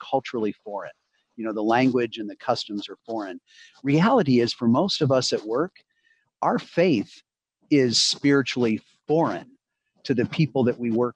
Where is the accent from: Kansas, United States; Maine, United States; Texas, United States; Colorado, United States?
Colorado, United States; Boulder; moved away as an adult; now in Cincinnati, United States; I grew up in Boulder, Colorado, on the front range of the Rocky Mountains